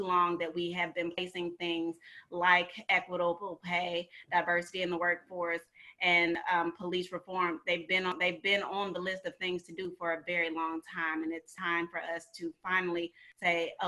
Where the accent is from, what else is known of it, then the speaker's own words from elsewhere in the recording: St. Louis, Missouri, United States; moved away as an adult; also born or lived in Atlanta, Georgia; I was born and raised in St. Louis, Missouri.